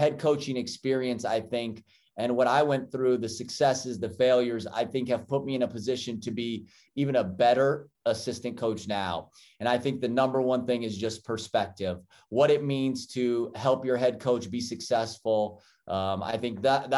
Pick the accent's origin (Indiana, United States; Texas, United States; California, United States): California, United States; Sacramento; moved away as an adult; also born or lived in Maryland / Virginia / Birmingham; now in Stanford, United States; growing up in California and Sacramento